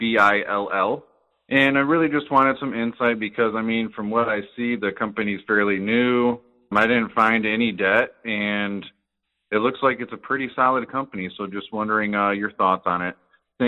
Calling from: Kalamazoo, Michigan, United States; I'm calling from Kalamazoo, Michigan.

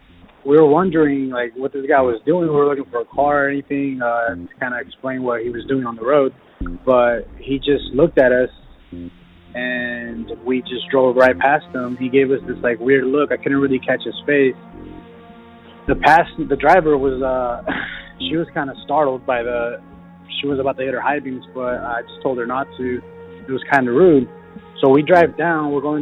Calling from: Watsonville, California, United States; I'm calling from Watsonville, California.

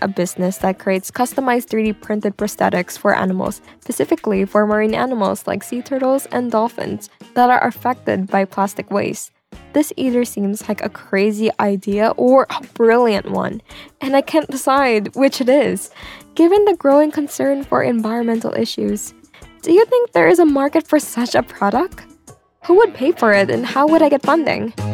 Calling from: Honolulu, Hawaii, United States; I'm calling from Honolulu, Hawaii.

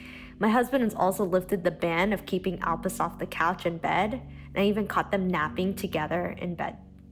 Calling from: Treviso, Veneto, Italy; also born or lived in Boston; I'm calling from Treviso, Italy, which has been in quarantine for the past 2 weeks.

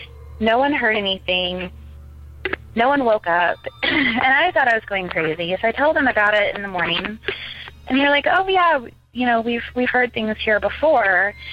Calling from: Ocala, Florida, United States; I'm calling from Ocala, Florida

